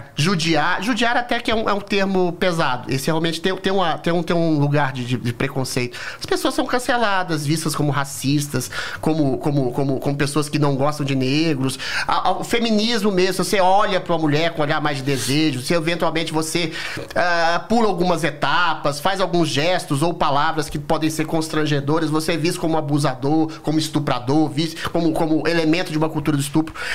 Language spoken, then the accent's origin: Portuguese; Belo Horizonte, Minas Gerais, Brazil; Belo Horizonte, que é a minha cidade natal